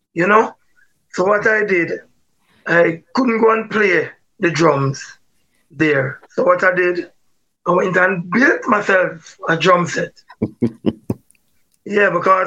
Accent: Jamaica; Barbican Road, 20 Barbican Road. And that's where I grew up till about age 11.

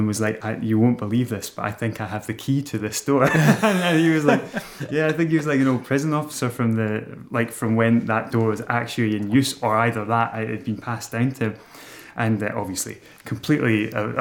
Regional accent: Broughty Ferry / Dundee area, Scotland, United Kingdom; born or raised there; moved away as an adult; also born or lived in Glasgow

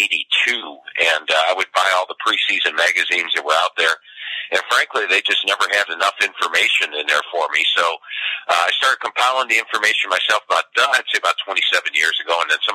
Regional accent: Cleveland, Ohio, United States; a lot of people don't even realize I'm from the Cleveland area. They all think I'm a national guy and, you know, from some other part of the country, but right here in Cleveland.

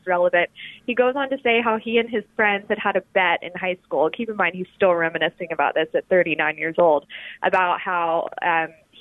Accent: Alabama, United States; moved away as an adult; also born or lived in New Haven, Connecticut / New York; now in Washington, D.C., United States; I'm from the South. I'm from Alabama

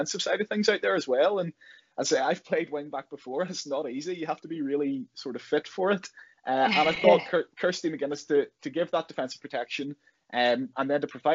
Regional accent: Northern Irish, Northern Ireland, United Kingdom; a Northern Irish Liverpool supporter

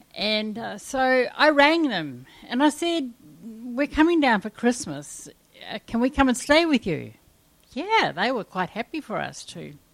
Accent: New Zealand; moved away; also born or lived in Kalgoorlie, Australia; I come from New Zealand and I come from the wettest area in New Zealand, so we have bush galore, and and I have grown up with just being able to walk down in the bush at any time I liked

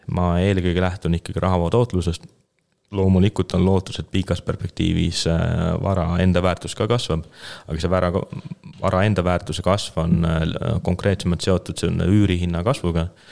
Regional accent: Keila, Harju County, Estonia; ma olen ise Keilast pärit

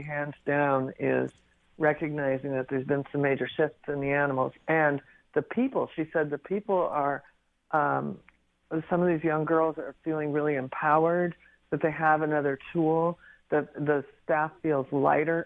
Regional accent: Pacific Northwest, United States; I grew up in the Pacific Northwest

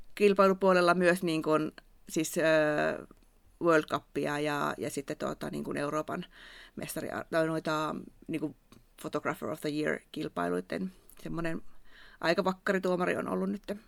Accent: Savo, Finland; accent: Savo dialect; mun Savon murre kuuluu välillä mun puheessa

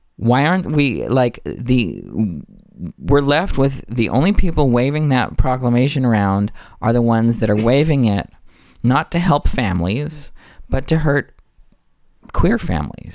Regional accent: United States; I'm an American conditionally

